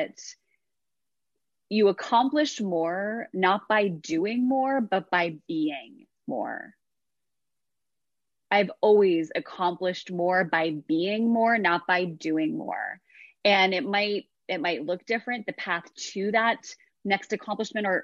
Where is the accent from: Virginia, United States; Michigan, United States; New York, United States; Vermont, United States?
New York, United States; I'm from New York. I grew up with like a breadwinner mother